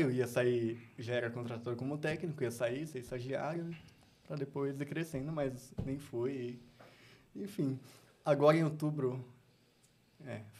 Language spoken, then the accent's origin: Portuguese; São Paulo, Brazil; Eu vim do Elba, gente. Elba, que aqui em Elba, Zona Leste de São Paulo.